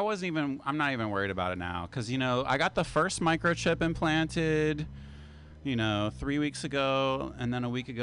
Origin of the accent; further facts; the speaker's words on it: West Virginia, United States; now in San Francisco, United States; when I was growing up in West Virginia